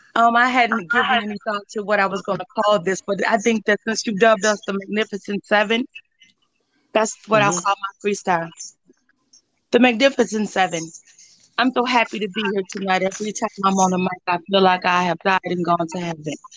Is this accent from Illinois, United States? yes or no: yes; Joliet, Illinois, United States; I'm from Joliet, Illinois. My parents are from Chicago, but I live 45 minutes southwest of the city.